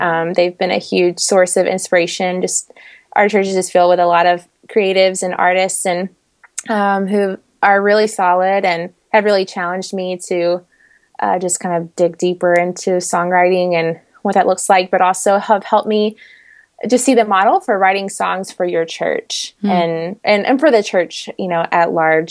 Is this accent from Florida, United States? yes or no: no; Middle Tennessee, United States; moved away as an adult; also born or lived in Washington, D.C. area; now in Kentucky, United States; I'm from the Middle Tennessee area.